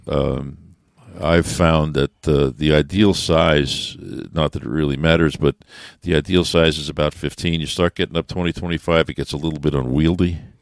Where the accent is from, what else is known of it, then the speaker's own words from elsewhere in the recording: New York, United States; moved away; I'm from New York